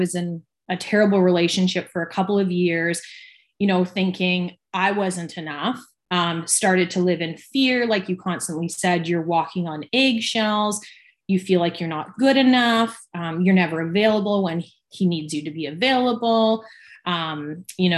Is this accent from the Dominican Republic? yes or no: no; Victoria, British Columbia, Canada; I was born and raised in Victoria, BC, and I've lived here my whole life.